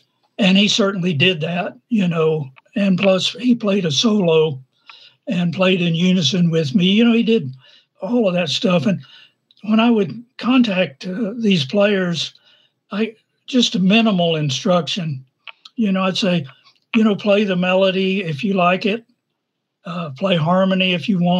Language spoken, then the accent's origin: English; Norman, Oklahoma, United States; I'm from Norman, Oklahoma